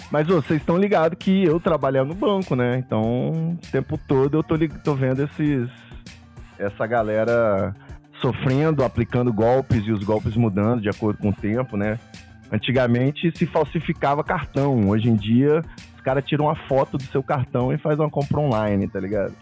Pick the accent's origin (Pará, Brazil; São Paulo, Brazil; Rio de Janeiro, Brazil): Rio de Janeiro, Brazil; eu sou carioca